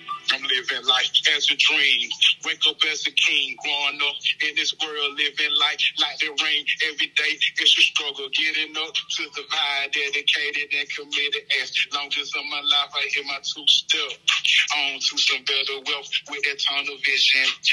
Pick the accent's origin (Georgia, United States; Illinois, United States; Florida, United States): Georgia, United States; Atlanta; I'm from the east side of Atlanta, you know, from the Stone Mountain area. Grew up, you know, raised in the street